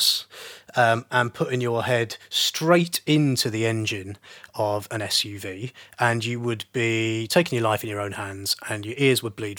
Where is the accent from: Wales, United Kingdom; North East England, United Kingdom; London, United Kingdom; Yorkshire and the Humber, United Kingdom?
London, United Kingdom; this is where we live, this is where, you know, I grew up, where I'm from.